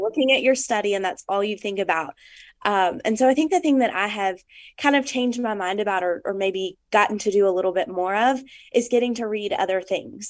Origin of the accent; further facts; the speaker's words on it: Arkansas, United States; I'm from Arkansas